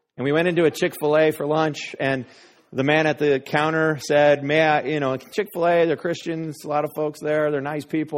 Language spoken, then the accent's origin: English; Denver, Colorado, United States; moved away; also born or lived in Wray, Colorado; I grew up in Denver, but we're from a small town, Ray, Colorado.